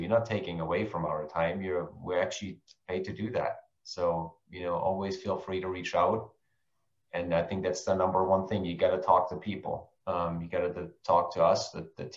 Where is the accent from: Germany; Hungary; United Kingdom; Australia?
Germany; moved away; I hail from Germany